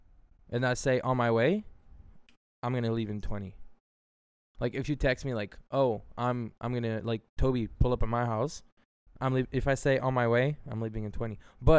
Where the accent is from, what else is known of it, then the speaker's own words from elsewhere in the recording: Montreal, Quebec, Canada; We're from Montreal.